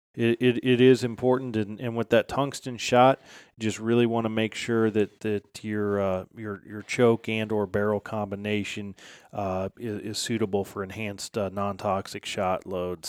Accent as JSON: {"language": "English", "region": "Midwest", "country": "United States", "tie": "born or raised there", "moved": "as an adult", "lives_now": "West Virginia, United States", "said": "I grew up here in the Midwest hunting puddle ducks"}